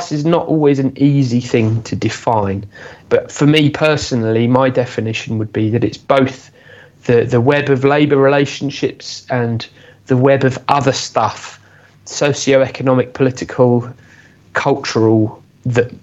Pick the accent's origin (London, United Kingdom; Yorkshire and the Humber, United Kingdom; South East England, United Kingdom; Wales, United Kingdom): South East England, United Kingdom; Aylesbury; where I grew up in Aylesbury